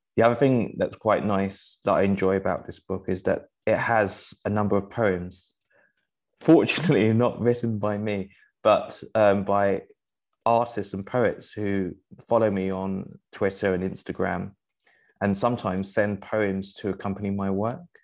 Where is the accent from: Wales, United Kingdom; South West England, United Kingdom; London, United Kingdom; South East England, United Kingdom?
London, United Kingdom; I grew up in Rotherhithe